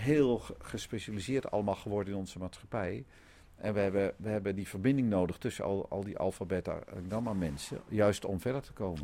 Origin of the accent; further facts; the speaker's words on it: Netherlands; We zijn als Nederlanders